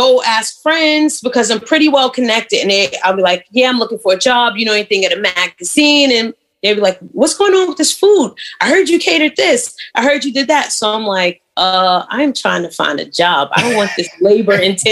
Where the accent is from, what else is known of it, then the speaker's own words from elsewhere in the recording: New York City, New York, United States; moved away as an adult; also born or lived in Virginia / Atlanta; Born and raised in Brooklyn